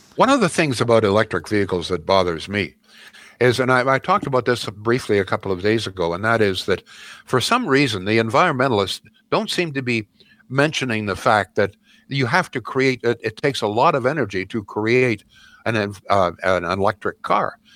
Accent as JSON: {"language": "English", "town": "Brantford", "region": "Ontario", "country": "Canada", "tie": "born or raised there", "said": "growing up in Brantford, Ontario"}